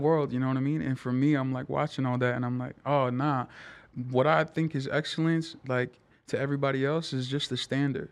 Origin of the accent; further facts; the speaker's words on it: Tonga; now in East Palo Alto, United States; I loved my life growing up in Tonga